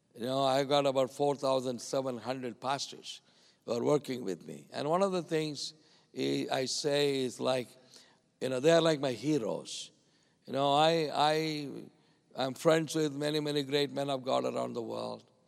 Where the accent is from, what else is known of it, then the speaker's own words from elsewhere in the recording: India; I came a long way from India